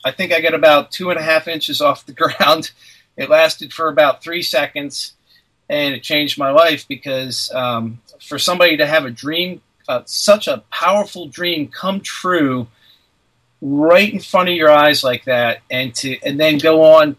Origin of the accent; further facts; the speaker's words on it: New Jersey, United States; moved away as an adult; now in Outer Banks, North Carolina, United States; I grew up in Cinnamons in New Jersey. I loved living there as a child